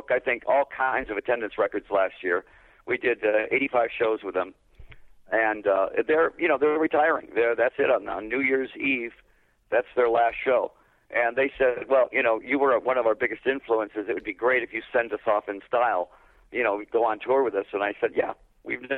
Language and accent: English; Detroit, Michigan, United States; I'm from Detroit